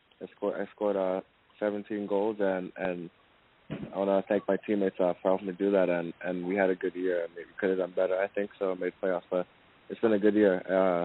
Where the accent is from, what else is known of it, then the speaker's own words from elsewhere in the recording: Canada; moved away as an adult; now in Orlando, United States; since I'm from Canada